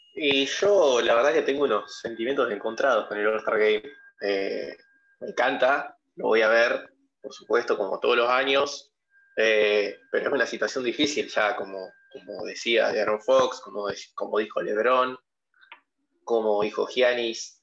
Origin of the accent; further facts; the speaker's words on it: Argentina; soy de Argentina